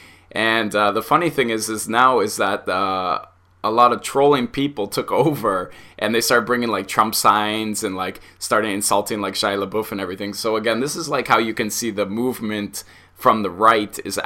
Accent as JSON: {"language": "English", "country": "Canada", "said": "Being Canadian"}